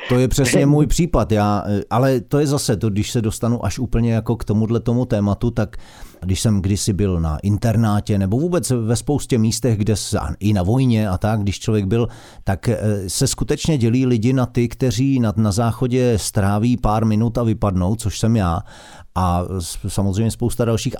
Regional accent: Karlovy Vary, Karlovy Vary Region, Czechia; now in Prague, Czechia; Já byl z, já jsem z Karlových

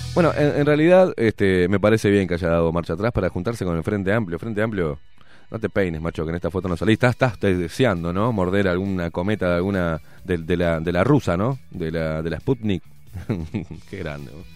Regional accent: Uruguay

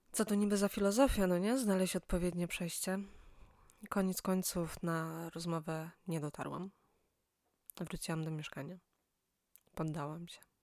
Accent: Silesian Voivodeship, Poland; moved away as an adult; now in Poznań, Poland; Pochodzę z małego miasta na Śląsku.

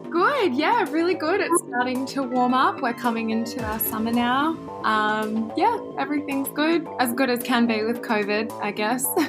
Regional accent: Sydney, New South Wales, Australia; I'm from Sydney, Australia

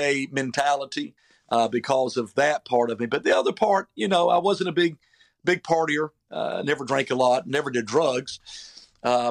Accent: Falcon, North Carolina, United States; moved away as an adult; also born or lived in Georgia / Oklahoma; I'm originally from North Carolina, a big metropolitan city called Falcon, North Carolina

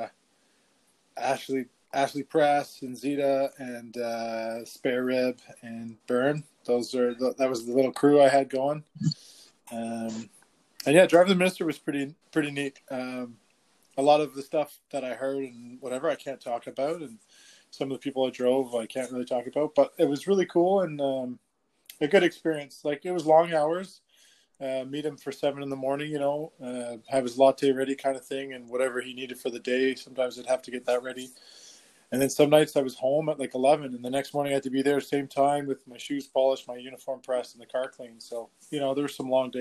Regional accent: Ottawa, Ontario, Canada; also born or lived in Petawawa, Ontario; now in Montreal, Canada; I grew up in Montreal. It was actually, my parents were living in Verdun, where I'm kind of staying now, which is kind of a fun full circle. Moved to Ottawa when I was 10. And then kind of hung out there for 20 years.

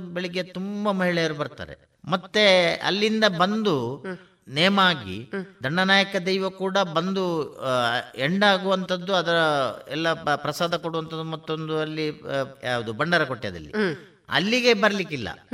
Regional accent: Balnad, Karnataka, India; ನಾನು ಬಲ್ನಾಡ್ನವನು

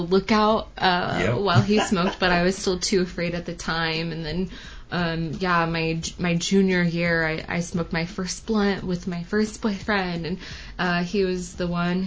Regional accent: Kansas, United States; moved away; I grew up in a red state. I'm from the Midwest, you know, yeah. The Bible Belt in Kansas

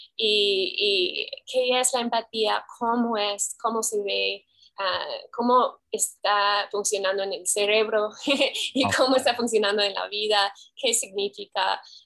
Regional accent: Pacific Northwest, United States; Spanish is a second language; moved away as an adult; also born or lived in Oklahoma; now in Guadalajara, Mexico; Nací en Oklahoma, pero crecí totalmente en el Pacific Northwest, así Oregon, Washington, todo eso.

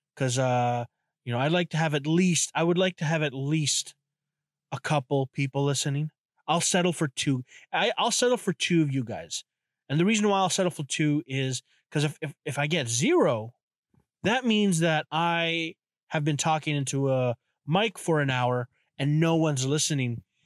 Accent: Canada; I am from Canada

